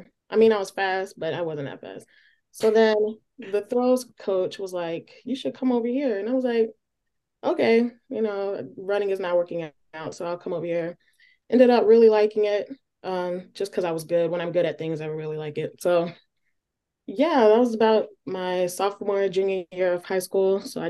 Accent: Charlotte, North Carolina, United States; I'm from Charlotte. I've moved around a lot, but my family's in Charlotte now.

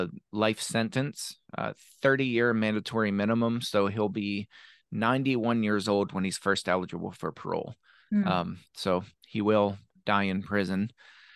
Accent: Shanksville, Pennsylvania, United States; also born or lived in Arkansas / Memphis, Tennessee / Somerset, Pennsylvania; I grew up in Shanksville, Pennsylvania

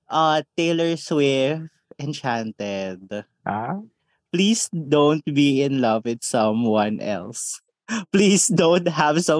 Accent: Visayas, Philippines; At saka dahil Bisaya kami, magsasalita kami nang hindi kami

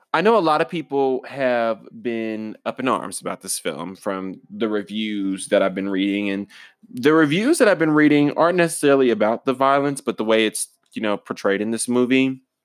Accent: United States; I'm an American

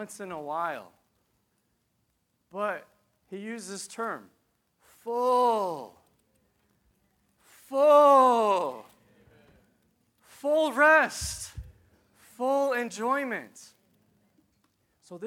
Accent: Piscataway, New Jersey, United States; I'm from New Jersey, Piscataway.

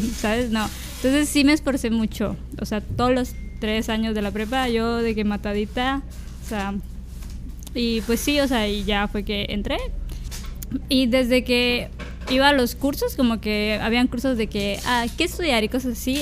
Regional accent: Villahermosa, Tabasco, Mexico; moved away; yo soy tabasqueña, soy de, de Villahermosa, Tabasco

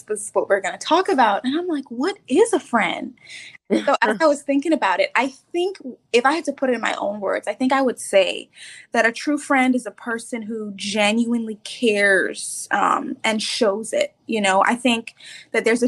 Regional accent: Bahamas; moved away as an adult; now in Tampa, United States; I'm originally from the Bahamas, actually now living in Tampa, Florida

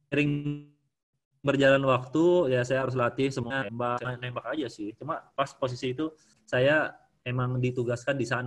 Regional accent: Tabanan, Bali, Indonesia; also born or lived in Denpasar; Dulu saya dari Tabanan.

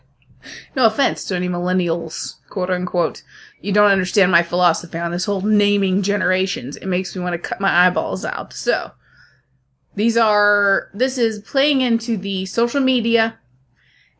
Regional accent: United States; I'm American

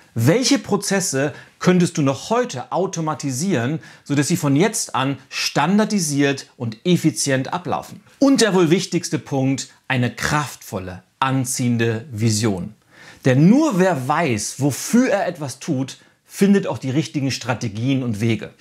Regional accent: Northern Germany, Germany; bei uns in Norddeutschland

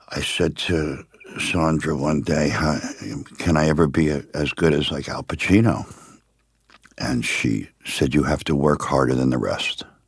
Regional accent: Miami, Florida, United States; born or raised there; also born or lived in upstate New York

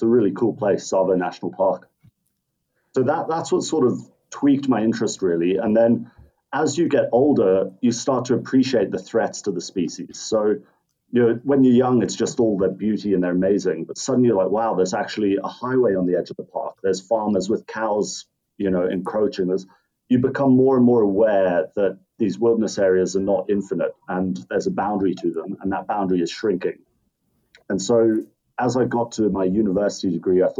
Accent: Kenya; I grew up in Kenya in East Africa, and my family runs a small safari company

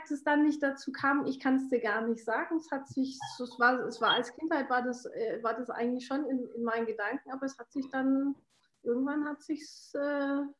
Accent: Washington, United States; born there; ich bin in Washington geboren, ähm, habe eine, äh, hab einen österreichischen Pa

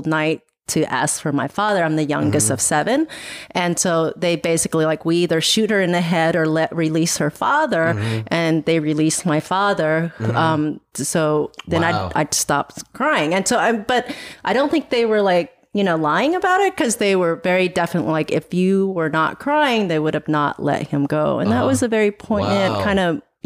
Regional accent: Kansas, United States; born or raised there; also born or lived in Laos / Thailand

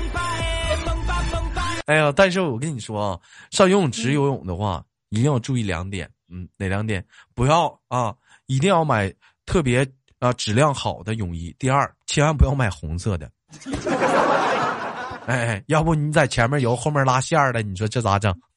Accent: Changchun, Jilin, China; 我们长春这边就冬泳特别多

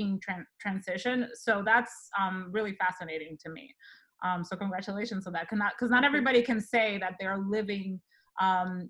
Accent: Dominican Republic; moved away; I am originally from the Dominican Republic. So I moved here

